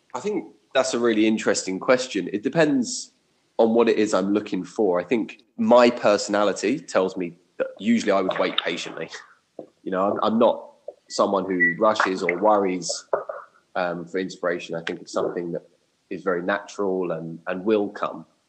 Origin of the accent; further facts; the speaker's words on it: Watford, East of England, United Kingdom; also born or lived in Japan; now in London, United Kingdom; I'm originally from Watford.